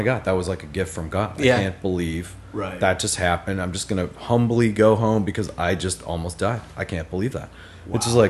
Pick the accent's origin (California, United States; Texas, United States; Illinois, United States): Texas, United States; College Station; I'm from College Station.